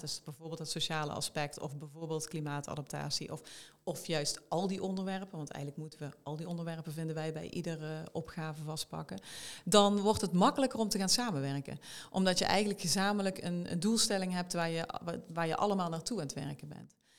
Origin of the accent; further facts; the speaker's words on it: South Limburg, Netherlands; moved away as an adult; now in Eindhoven, Netherlands; ik kom uit Zuid-Limburg van origine.